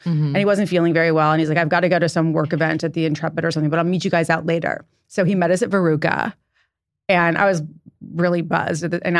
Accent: Santa Barbara, California, United States; also born or lived in San Diego; I am 51 years old. I'm a Taurus and I'm from Santa Barbara, California, but I was born in San Diego.

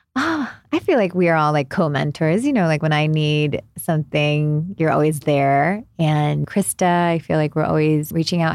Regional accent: Miami, Florida, United States; moved away; also born or lived in New Jersey; I'm originally from Miami, grew up there

